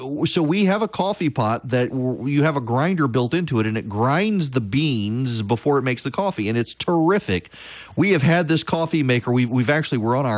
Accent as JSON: {"language": "English", "region": "South Louisiana", "country": "United States", "tie": "born or raised there", "said": "I grew up in South Louisiana, where you would make really strong coffee and you'd put a little bit in your milk as you were a kid"}